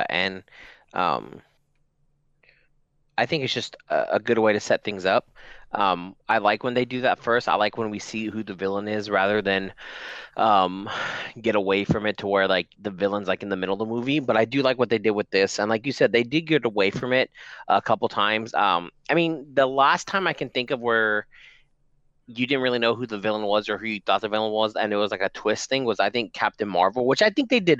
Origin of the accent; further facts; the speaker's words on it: Fresno, California, United States; I'm from Fresno.